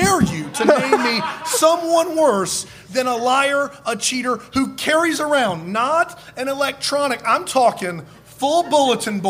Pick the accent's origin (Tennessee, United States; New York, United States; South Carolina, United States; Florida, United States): South Carolina, United States; Hopkins; moved away; I grew up in Hopkins, South Carolina